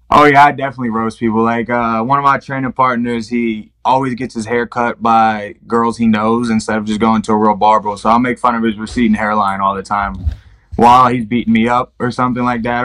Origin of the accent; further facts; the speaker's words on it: Baltimore, Maryland, United States; moved away as an adult; also born or lived in Ohio; I've come from Baltimore City where not a lot of people make it out. I'm doing a lot of things that a lot of people aren't doing from my hometown